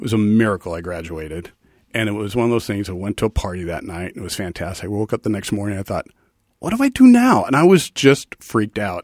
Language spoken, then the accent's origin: English; the Valley, California, United States; also born or lived in Ohio / New York; ten years in Ohio, and then m, my family came out here when I was ten, and I've been in the Valley, uh, since